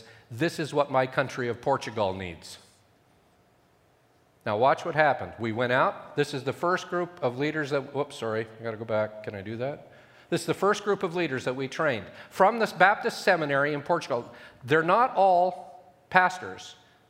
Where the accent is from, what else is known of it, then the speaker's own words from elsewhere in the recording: Ethiopia; I grew up in Ethiopia. My parents were with the SIM, And I lived in Ethiopia for 17 years